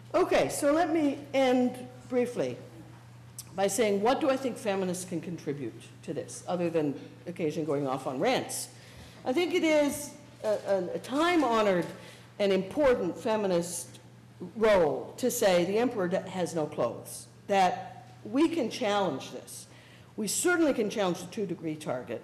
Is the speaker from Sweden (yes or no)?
no; Canada; as a Canadian